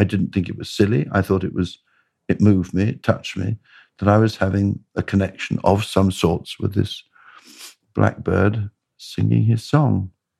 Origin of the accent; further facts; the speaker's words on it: Bradwell, East of England, United Kingdom; I grew up in Essex, near a place called Bradwell.